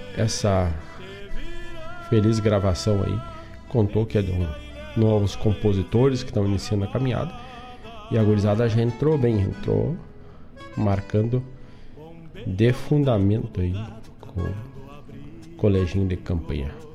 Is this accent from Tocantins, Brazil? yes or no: no; Herval, Rio Grande do Sul, Brazil; now in Guaíba, Brazil; saquei um charque lá na minha terra